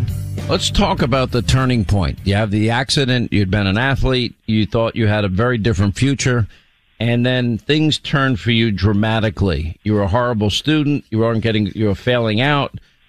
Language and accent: English; New York, United States; I grew up in New York